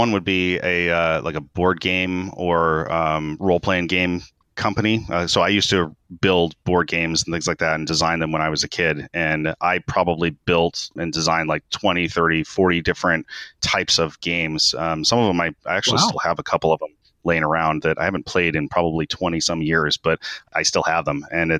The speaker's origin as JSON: {"language": "English", "country": "Japan", "tie": "born there", "said": "I was born in Japan."}